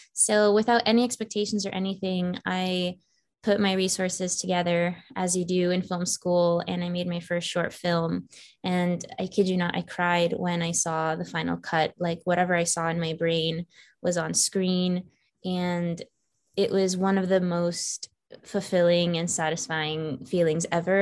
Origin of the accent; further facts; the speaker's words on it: Falls Church, Virginia, United States; moved away as an adult; now in Los Angeles, United States; I grew up in Falls Church, Virginia. So that is in the DMV as they call it. That's DC, Maryland, Virginia. So the northern part of Virginia